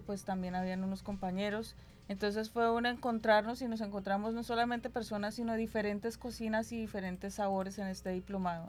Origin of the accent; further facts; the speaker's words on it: Boyacá, Colombia; yo soy de Boyacá